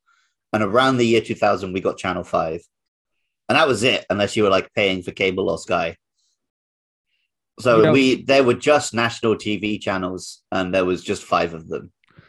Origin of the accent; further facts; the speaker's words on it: United Kingdom; I suppose as a Brit